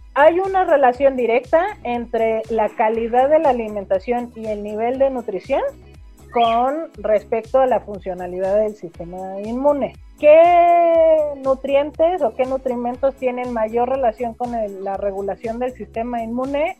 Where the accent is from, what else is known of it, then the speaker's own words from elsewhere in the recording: Mexico; Como mexicanos decíamos